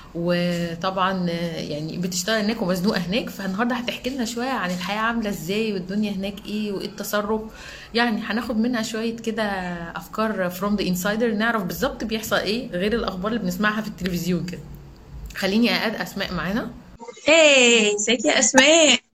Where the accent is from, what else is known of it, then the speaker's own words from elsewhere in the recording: Egypt; عندنا في مصر